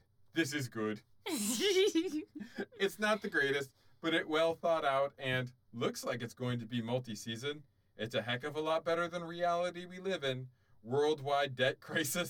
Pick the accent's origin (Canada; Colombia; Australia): Canada; I'm Canadian.